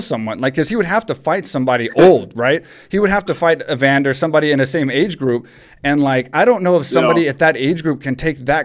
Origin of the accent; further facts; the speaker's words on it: Texas, United States; as a kid growing up in Texas